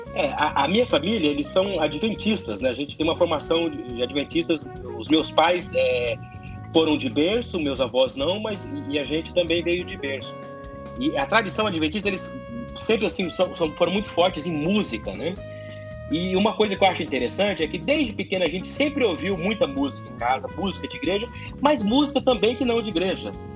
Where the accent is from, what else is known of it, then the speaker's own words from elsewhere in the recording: Campo Grande, Mato Grosso do Sul, Brazil; Eu sou de Campo Grande, nasci já em Campo Grande